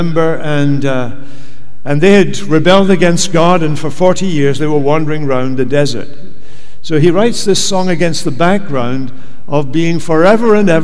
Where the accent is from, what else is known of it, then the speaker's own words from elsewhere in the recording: Scotland, United Kingdom; moved away as an adult; now in United States; we come from Scotland